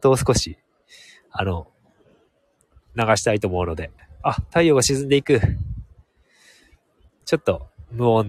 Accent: Hokkaido, Japan; also born or lived in Sapporo; 僕はもう明後日には、札幌に戻る予定なので

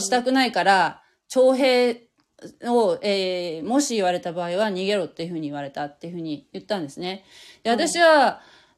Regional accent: Fukuoka, Japan; moved away as an adult; also born or lived in Kanagawa; 私は福岡なんだけど

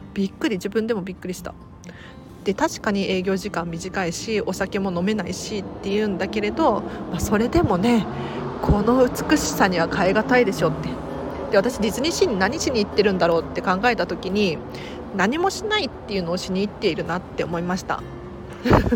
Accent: Tokyo, Japan; 東京生まれだから近いっていうのもあって通ってたたんですね

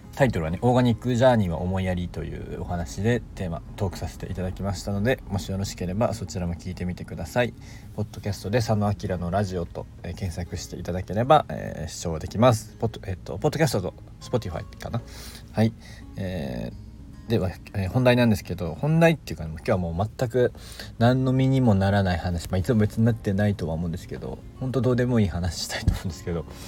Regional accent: Kansai, Japan; 僕は関西の人間なので

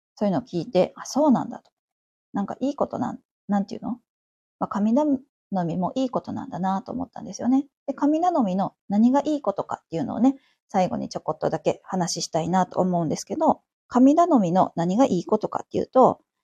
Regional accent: Kansai, Japan; moved away as an adult; also born or lived in Tokyo; 私関西出身なんですけど

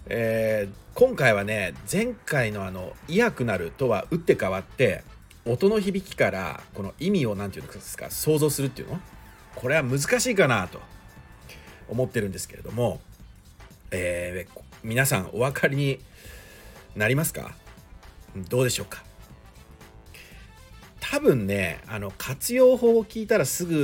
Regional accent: Shizuoka, Japan; accent: Shizuoka dialect; 静岡弁が出ちゃったんですね

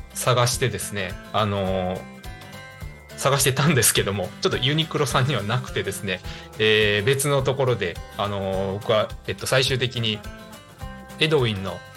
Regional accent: Higashikagawa, Kagawa, Japan; 地元香川県東かがわ市

